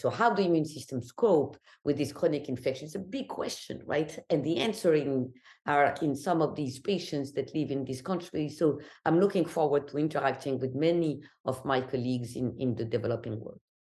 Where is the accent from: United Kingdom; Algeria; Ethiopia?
Algeria; English is a second language; moved away as an adult; now in New York, United States; I'm always asked where I'm from, so Algeria, North Africa, and I left my country when I was eighteen